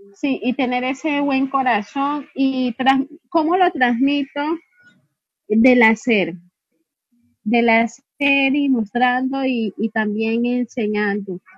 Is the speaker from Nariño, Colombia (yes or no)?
yes; Tumaco, Nariño, Colombia; yo no soy de Cali, yo soy de Tumaco